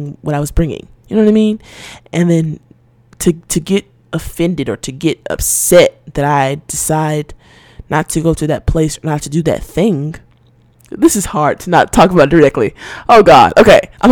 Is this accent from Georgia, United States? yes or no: yes; Atlanta, Georgia, United States; I grew up in Atlanta. Well, in Georgia